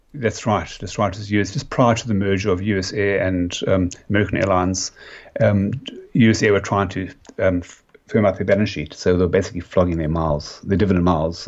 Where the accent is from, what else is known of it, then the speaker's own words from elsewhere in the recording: Cape Town, Western Cape, South Africa; accent: South African; moved away as an adult; now in Australia; I'm originally from Cape Town